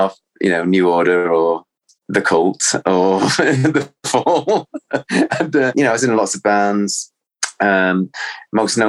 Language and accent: English; Cheshire, North West England, United Kingdom; also born or lived in Salford; I was born in Salford. You know, I always felt that you know, that's where my soul is, but I grew up in Cheshire, which is, it was like 21 miles away from the city centre of Manchester